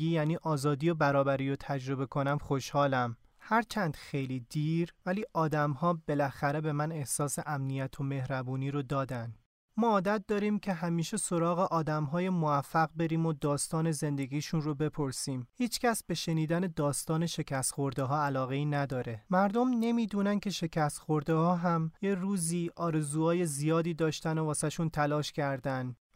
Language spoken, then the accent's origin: Persian; Iran; now in France; بهش گفتم که من از ایران اومدم